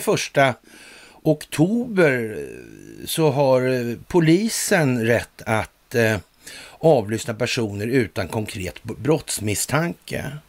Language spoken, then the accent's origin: Swedish; Sweden; vi är trots allt svenskar